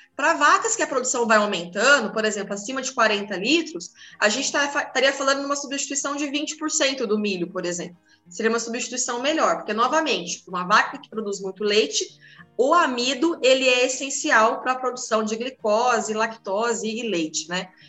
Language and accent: Portuguese; Paraná, Brazil; moved away; eu sou do Paraná